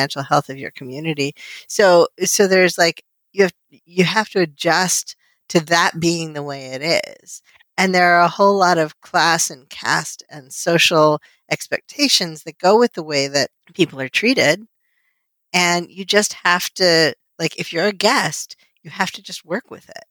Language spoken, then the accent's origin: English; United States; I was born and raised here and I'm definitely an American